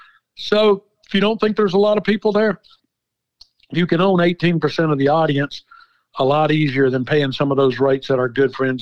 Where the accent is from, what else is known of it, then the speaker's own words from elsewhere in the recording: Smyrna, Georgia, United States; imagine growing up in Smyrna, Georgia, and there's 179 people in your graduating class.